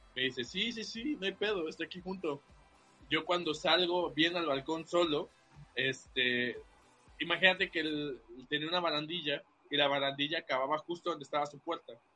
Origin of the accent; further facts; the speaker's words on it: Veracruz, Mexico; Yo soy de aquí del puerto